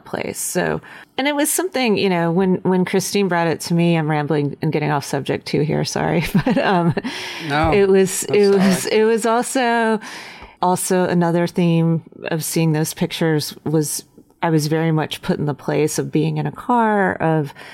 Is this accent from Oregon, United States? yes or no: no; Western North Carolina, United States; the place that I come from, but it's also just Western North Carolina